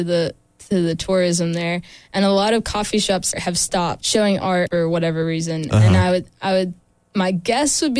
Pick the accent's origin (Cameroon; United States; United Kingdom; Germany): United States; Stanly County, North Carolina; moved away as an adult; also born or lived in Asheville, North Carolina; now in Raleigh, United States; I grew up in Stanley County, a small town